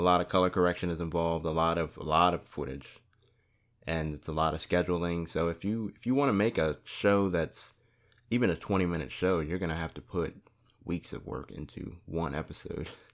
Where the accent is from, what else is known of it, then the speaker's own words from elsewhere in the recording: Gloucester, Virginia, United States; moved away as an adult; I'm from Gloucester